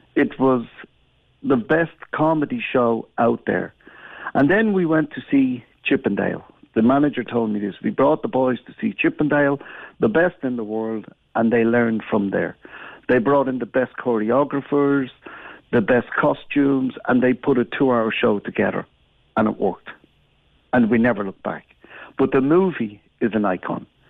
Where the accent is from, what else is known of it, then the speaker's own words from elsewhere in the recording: Gran Canaria, Canary Islands, Spain; moved away; I come from Spain, from Gran Canaria, and I work now with the boys